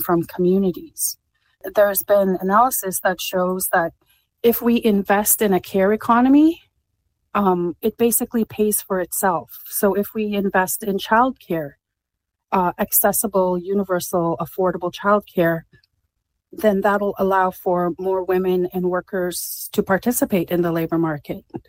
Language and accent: English; Alberta, Canada; I come from Alberta, where a lot of my family has worked in the oil industry